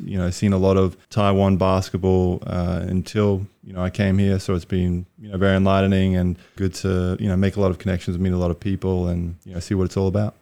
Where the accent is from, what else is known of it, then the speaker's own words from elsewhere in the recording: Brisbane, Queensland, Australia; moved away as an adult; also born or lived in New Mexico, United States; I'm from Australia, Brisbane, Australia. Grew up there